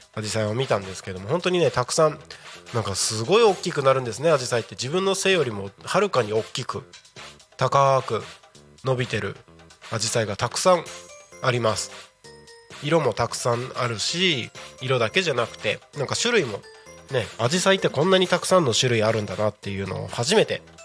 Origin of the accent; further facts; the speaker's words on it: Takko, Aomori, Japan; 青森県田子町出身